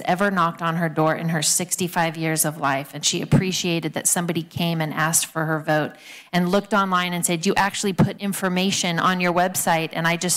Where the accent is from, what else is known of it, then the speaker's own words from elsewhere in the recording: California, United States; I was born here in California. I've been here my whole life.